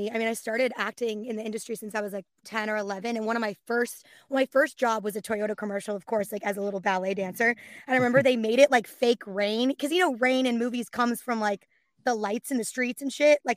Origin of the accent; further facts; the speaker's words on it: California, United States; I'm from the Bay, born and raised.